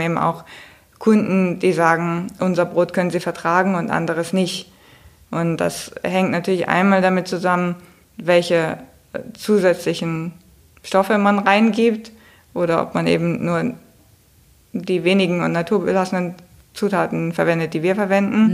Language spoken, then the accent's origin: German; Hamburg, Germany; für mich als Hamburgerin